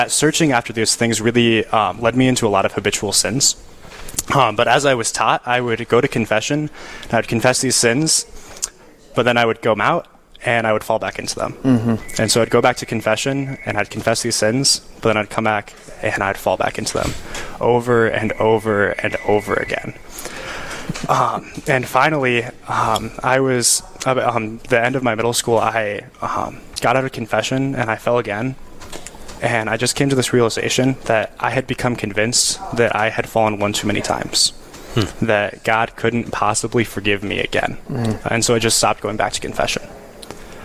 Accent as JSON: {"language": "English", "town": "Rapid City", "region": "South Dakota", "country": "United States", "tie": "born or raised there", "moved": "as an adult", "lives_now": "Winona, United States", "said": "I grew up in Rapid City, South Dakota, Diocese of Western South Dakota"}